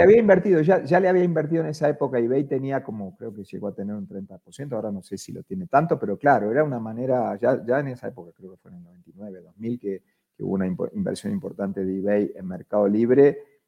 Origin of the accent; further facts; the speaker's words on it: Argentina; accent: Argentine; moved away as an adult; now in Colombia; yo soy argentino, si no se, nota por, mi acento